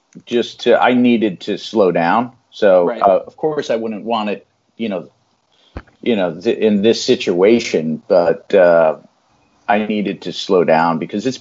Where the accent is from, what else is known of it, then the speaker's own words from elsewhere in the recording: New Haven, Connecticut, United States; I was born here in New Haven, and most of my family's in this area.